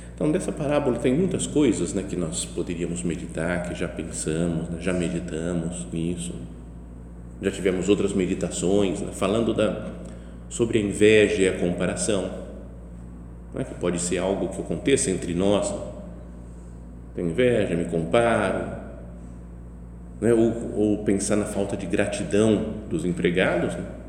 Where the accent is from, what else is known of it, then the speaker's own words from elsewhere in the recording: Brazil; eu sou brasileiro, estou aqui, de fora